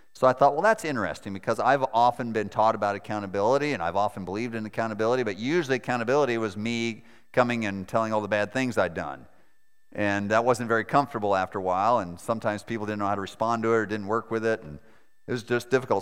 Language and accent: English; Maine, United States; moved away; also born or lived in Montana / Moscow; I was born in Montana, grew up in Maine, and married a girl from Moscow where I lived for seven winters.